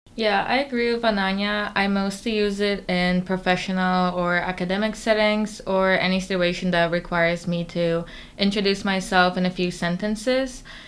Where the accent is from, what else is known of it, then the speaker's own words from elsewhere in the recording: Warsaw, Masovian Voivodeship, Poland; moved away as an adult; now in Boston, United States; I'm originally from Warsaw, Poland, and I moved to Boston for college